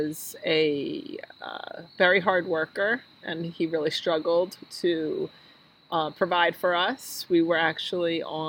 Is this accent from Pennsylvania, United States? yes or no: yes; Philadelphia, Pennsylvania, United States; I grew up in Northeast Philadelphia